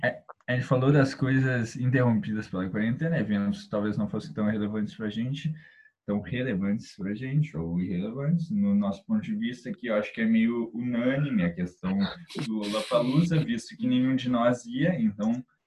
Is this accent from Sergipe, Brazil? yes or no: no; Porto Alegre, Rio Grande do Sul, Brazil; a gente é de Porto Alegre